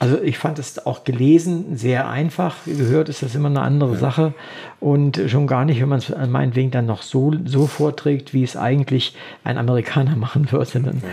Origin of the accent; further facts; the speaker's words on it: Wolfenbüttel, Lower Saxony, Germany; Ich komme ja aus, aus Niedersachsen, aus Wolfenbüttel